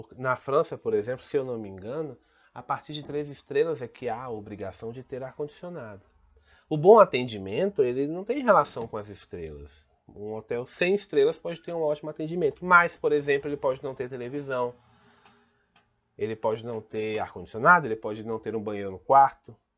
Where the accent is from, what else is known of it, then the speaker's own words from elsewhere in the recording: Brazil; Ici au Brésil, par exemple, on ne trouve pas les choses en anglais, on trouve les choses en portugais.